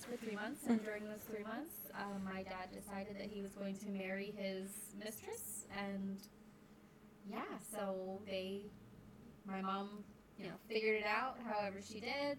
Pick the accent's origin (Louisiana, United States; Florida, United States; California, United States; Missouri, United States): Florida, United States; Tampa; I've been in Tampa my whole life.